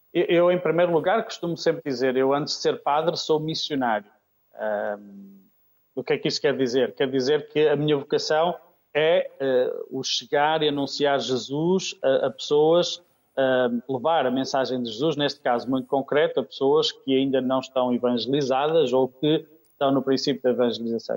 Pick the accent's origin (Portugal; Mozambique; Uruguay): Portugal; Aveiro District, Norte; moved away as an adult; also born or lived in Kenya; Eu sou natural de Oliveira das Mães, do Distrito de Aveiro, mas Diocese do Porto.